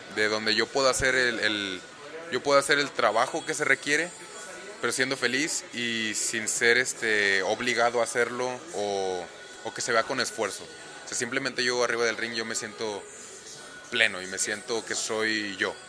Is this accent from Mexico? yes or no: yes; Monterrey, Nuevo León, Mexico; moved away as an adult; now in Orlando, United States; soy originario aquí de Monterrey, Nuevo León